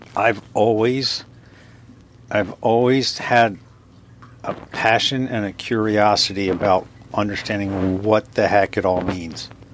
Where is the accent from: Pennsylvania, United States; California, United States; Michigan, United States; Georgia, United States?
Pennsylvania, United States; Springfield; I grew up in Springfield, Delaware County